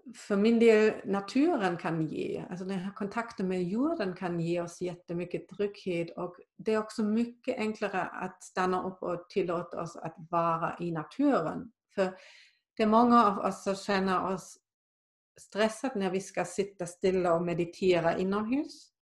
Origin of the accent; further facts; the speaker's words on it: Germany; now in Sweden; där jag kommer från i Tyskland